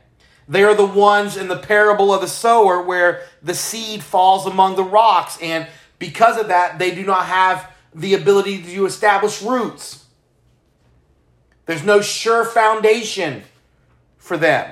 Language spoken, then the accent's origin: English; Palatka, Florida, United States; moved away as an adult; now in Texas, United States; my hometown.